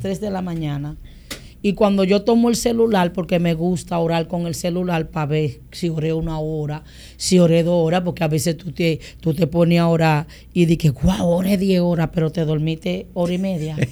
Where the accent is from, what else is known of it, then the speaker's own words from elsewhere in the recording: Boca Chica, Distrito Nacional, Dominican Republic; also born or lived in San Pedro de Macorís; yo nací en San Pedro y me crié en Andrés Bocachica.